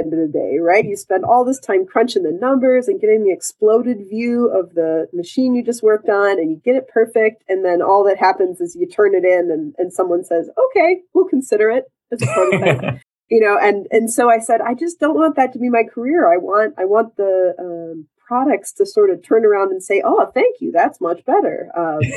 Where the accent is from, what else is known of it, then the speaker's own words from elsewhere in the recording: Grand Rapids, Michigan, United States; I was growing up in Michigan